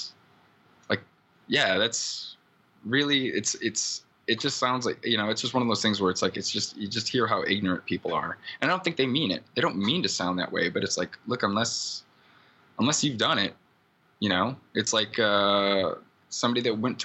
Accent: Iowa, United States; now in Oakland, United States; I'm from Iowa.

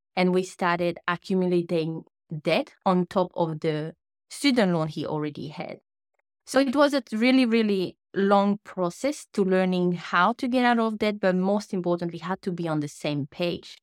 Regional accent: French Polynesia; first language French; English is a second language; moved away as an adult; now in New Zealand; The accent that you hear now is because I'm from Tahiti, a small island in the Pacific Ocean. So my first language is French

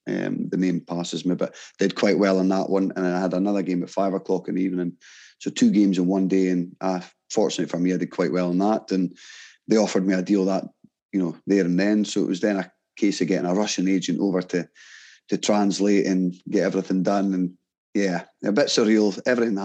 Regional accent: Aberdeen, Scotland, United Kingdom; born or raised there; also born or lived in Kazakhstan

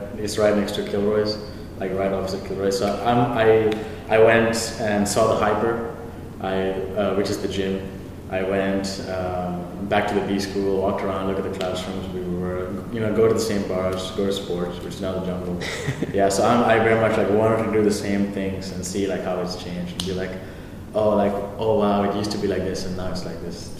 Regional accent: Lincoln, Nebraska, United States; born there; Well, I was born in Lincoln, Nebraska. True corn husker. Yeah, Lincoln, Nebraska.

